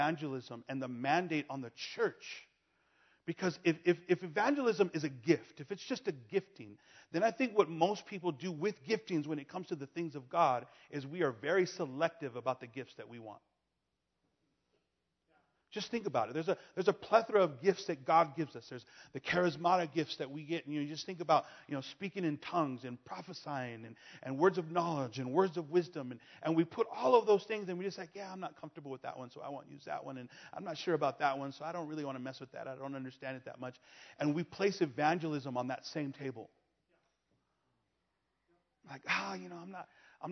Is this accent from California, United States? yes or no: yes; Los Angeles, California, United States; I'm born and raised in California, in Los Angeles